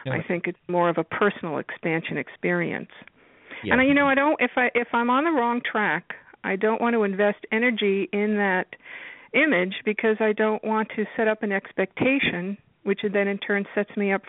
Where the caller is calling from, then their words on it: New York, United States; I'm calling you from New York.